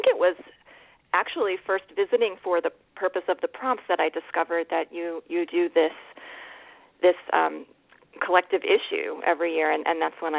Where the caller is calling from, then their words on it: New York City, New York, United States; I'm calling from New York City.